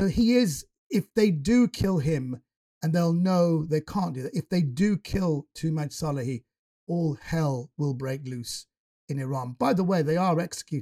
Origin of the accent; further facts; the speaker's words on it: United Kingdom; I'm British born Iranian.